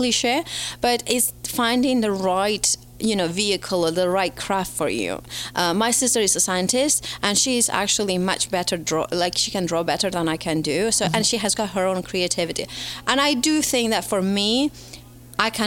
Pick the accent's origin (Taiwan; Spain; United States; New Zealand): Spain; moved away as an adult; now in United Kingdom; Originally from Spain, living in the UK for the last 15 years.